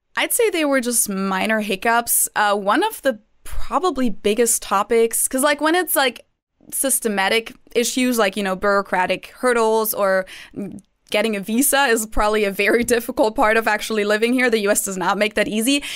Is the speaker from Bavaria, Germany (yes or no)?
yes; Munich, Bavaria, Germany; moved away as an adult; now in Cincinnati, United States; I am from Munich. That's also where I went to university.